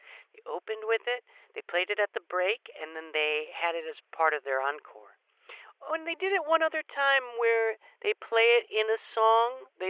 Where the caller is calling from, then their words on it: Plant City, Florida, United States; I'm calling in front of Stingray Chevrolet in Plant City, and I can confirm that Pat was not at this year's Strawberry Festival.